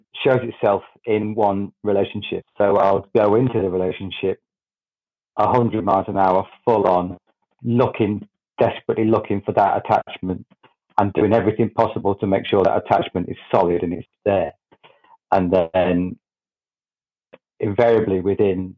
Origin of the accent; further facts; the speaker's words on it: Grantham, East Midlands, United Kingdom; I'm from Grantham in the UK.